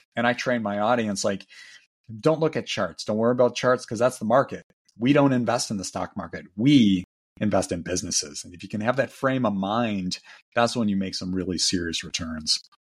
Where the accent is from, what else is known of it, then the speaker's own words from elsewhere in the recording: Milwaukee, Wisconsin, United States; my hometown, Milwaukee